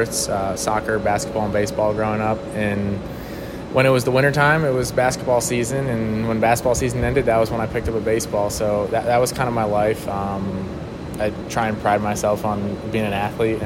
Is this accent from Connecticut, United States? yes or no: yes; Glastonbury, Connecticut, United States; moved away as an adult; also born or lived in Hartford, Connecticut; I grew up in the suburb of Glastonbury, just across the river, but I was born in Hartford